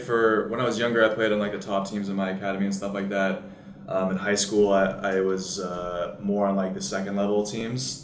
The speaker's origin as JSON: {"language": "English", "town": "Seattle", "region": "Washington", "country": "United States", "tie": "born or raised there", "also_born_or_lived": "Vancouver, Canada", "moved": "as an adult", "said": "I was born in Seattle, Washington."}